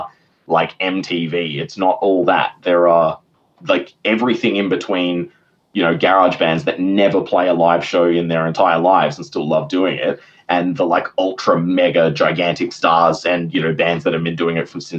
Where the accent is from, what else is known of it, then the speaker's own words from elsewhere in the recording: Perth, Western Australia, Australia; I had a lot of really good experiences in Perth growing up around the Soundworks guys